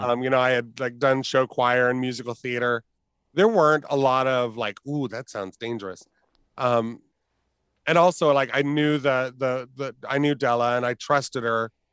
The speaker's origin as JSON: {"language": "English", "town": "Fort Wayne", "region": "Indiana", "country": "United States", "tie": "born or raised there", "said": "growing up in Fort Wayne, we had, I think, three gay bars at the time"}